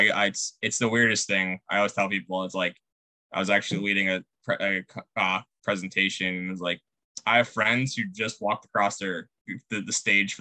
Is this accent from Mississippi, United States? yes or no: no; Pittsburgh, Pennsylvania, United States; moved away as an adult; now in Indianapolis, United States; I grew up in Pittsburgh